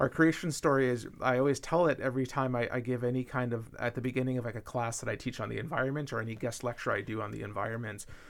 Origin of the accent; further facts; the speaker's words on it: Minnesota, United States; my home state of Minnesota